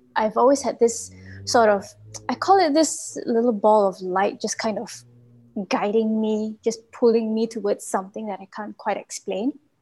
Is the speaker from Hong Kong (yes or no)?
no; Malaysia; from Malaysia.